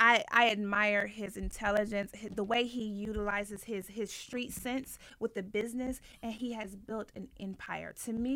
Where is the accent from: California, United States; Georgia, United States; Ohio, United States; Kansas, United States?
Ohio, United States; moved away; also born or lived in the South; I'm from the Midwest, by the way, Ohio.